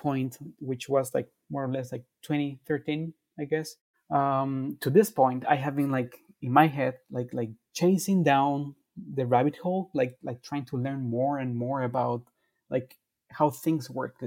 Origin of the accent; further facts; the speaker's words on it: Guatemala; I'm from Guatemala